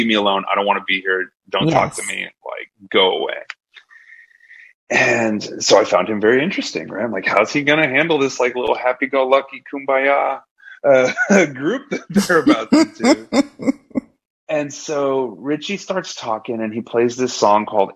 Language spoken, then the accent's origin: English; Laredo, Texas, United States; I grew up in South Texas in Laredo, which is a border town